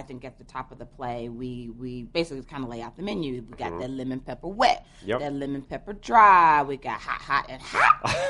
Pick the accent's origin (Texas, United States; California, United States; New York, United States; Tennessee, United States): Tennessee, United States; Memphis; Yes, Memphis, my hometown.